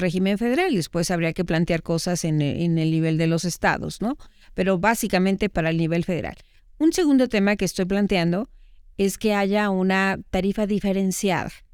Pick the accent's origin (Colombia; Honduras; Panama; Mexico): Mexico; me preocupan como mexicana